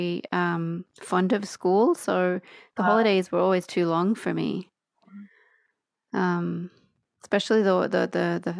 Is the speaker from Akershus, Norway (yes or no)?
no; Oslo, Norway; accent: strange hybrid, all sorts of influenced English accent; first language Norwegian; English is a second language; also born or lived in Australia; I'm from Oslo, where I'm right now.